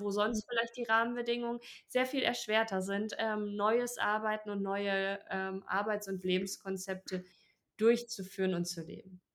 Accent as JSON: {"language": "German", "country": "Germany", "said": "bei uns in Deutschland"}